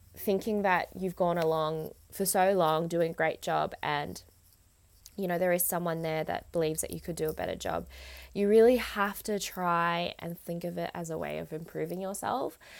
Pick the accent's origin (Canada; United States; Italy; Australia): Australia; also born or lived in Vietnam; I definitely am more Australian